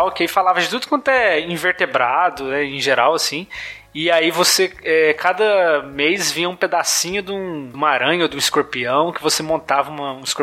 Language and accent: Portuguese; Goiás, Brazil; Eu sou de Goiás, né?